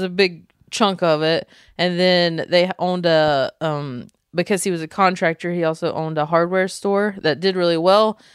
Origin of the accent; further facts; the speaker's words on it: Belmont, North Carolina, United States; moved away; we're from North Carolina, from a small town called Belmont